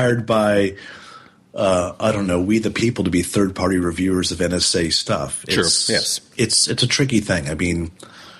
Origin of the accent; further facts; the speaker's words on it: United States; as an American